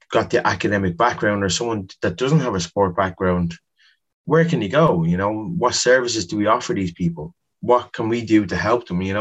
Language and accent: English; Dublin, Leinster, Ireland; Whereas growing up in Ballymun, we had probably one man who took 10 teams and he was training so many people